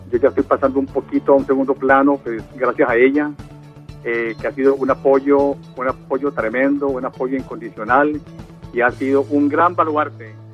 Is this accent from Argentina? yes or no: no; Cali, Valle del Cauca, Colombia; now in United States; volviendo pues a, a, a mis raíces, yo vengo de Cali, llegué a Estados Unidos hace ya casi 40 años, soy arquitecto, de la Universidad del Valle